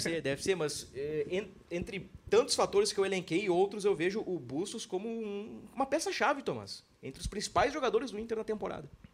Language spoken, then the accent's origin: Portuguese; Porto Alegre, Rio Grande do Sul, Brazil; eu sou de Porto Alegre